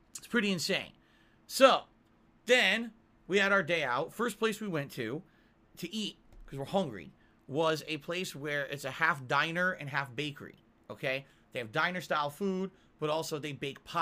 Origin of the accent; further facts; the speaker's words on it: Connecticut, United States; now in Washington, United States; I come from Connecticut